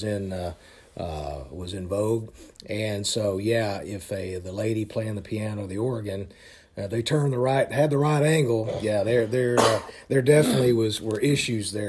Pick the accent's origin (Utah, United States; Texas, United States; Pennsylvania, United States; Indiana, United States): Texas, United States; moved away as an adult; also born or lived in California; I was from Texas and I moved out to California.